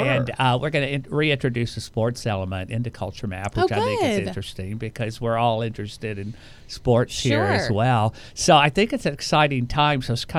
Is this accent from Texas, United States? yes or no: yes; Houston, Texas, United States; I'm from Houston